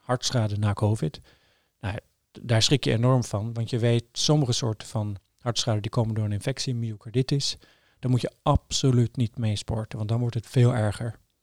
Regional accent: Trondheim, Trøndelag, Norway; Dutch is a second language; moved away as an adult; now in Amsterdam, Netherlands; ik ben opgegroeid in Trondheim, heel leuke stad, maar vrij klein

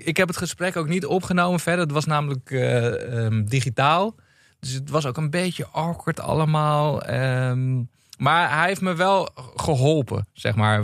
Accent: Meppel, Drenthe, Netherlands; now in Amsterdam, Netherlands; in het dorpje waar ik vandaan kom

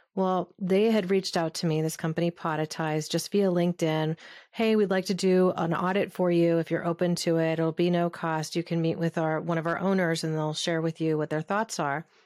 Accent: Southern Oregon, United States; was a little hippie kid growing up in Southern Oregon

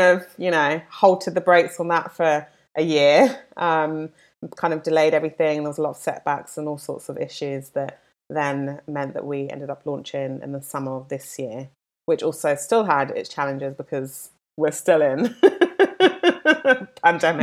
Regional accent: London, United Kingdom; now in Los Angeles, United States; I'm from London, as you can probably tell from my accent, not from L A.

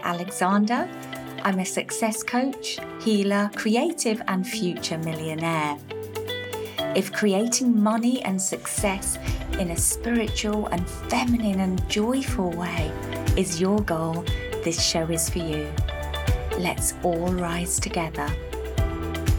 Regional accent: United Kingdom; now in Ibiza, Spain; as a British business and a British citizen, albeit an ex-resident

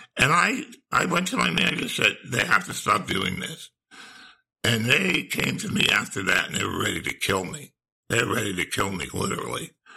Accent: New Jersey, United States; moved away as an adult; now in Charleston, United States; I was born and raised in New Jersey

